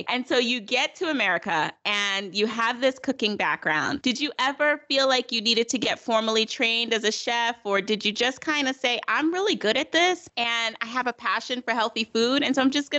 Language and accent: English; East Coast, United States; I'm from the East Coast